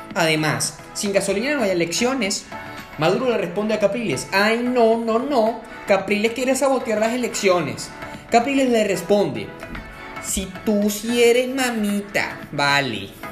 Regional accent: Puerto Cabello, Carabobo, Venezuela; now in Buenos Aires, Argentina; mi ciudad natal en Venezuela, Puerto Cabello

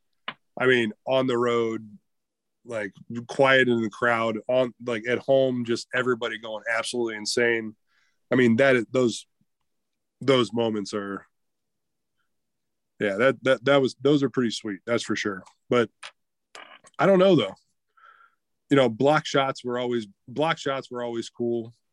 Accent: Canton, Ohio, United States; I was born in Canton, Ohio

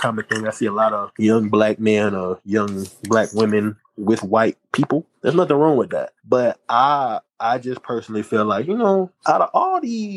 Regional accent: the South, United States; I'm from the South, born and raised in the South

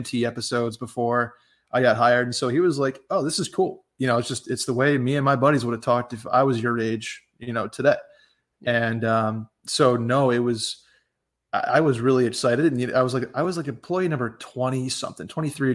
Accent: upstate New York, United States

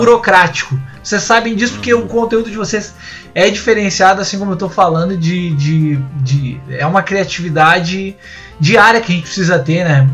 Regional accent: Rio Grande do Sul, Brazil; also born or lived in Canoas; eu sou do Rio Grande do Sul, moro em Canoas, pertinho dos guris aqui

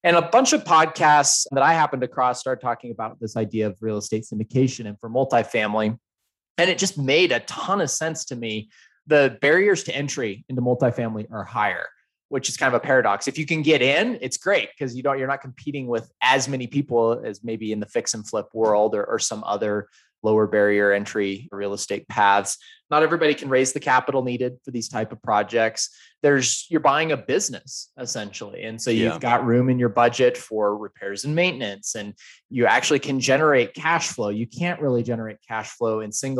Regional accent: Idaho, United States; also born or lived in Salt Lake City, Utah; now in Denver, United States; So I grew up in Idaho, moved to Salt Lake, and now live in Denver.

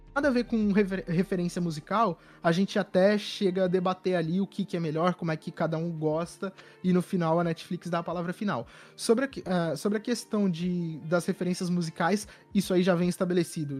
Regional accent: São Paulo, Brazil; Eu sou de São Paulo

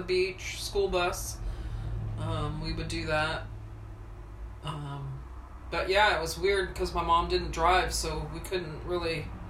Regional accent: Washington, District of Columbia, United States; born there; I was born in Washington, D.C.

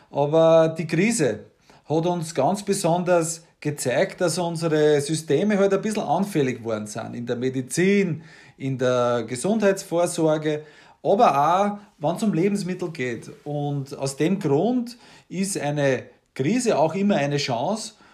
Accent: Waldhausen, Upper Austria, Austria; also born or lived in Waldviertel, Lower Austria; ich bin politisch Mostviertler, ich bin daheim im Waldviertel am Granit und ich bin in Waldhausen in Oberösterreich Müllviertel in die Schule gegangen.

